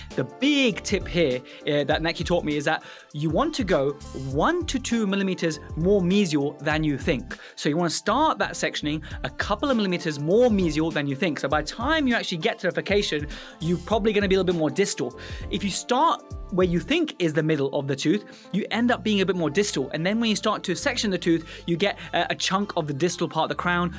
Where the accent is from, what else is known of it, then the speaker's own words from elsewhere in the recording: Afghanistan; moved away; I was born in Afghanistan